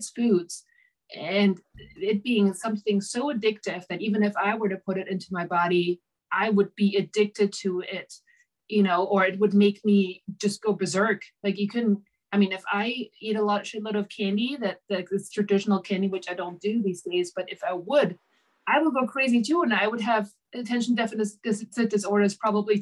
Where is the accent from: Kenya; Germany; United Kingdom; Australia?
Germany; moved away as an adult; now in United States; I'm originally from Germany